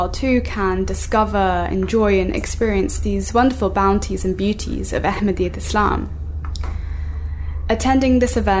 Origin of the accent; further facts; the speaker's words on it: South England, United Kingdom; in my hometown where I've grown up and still live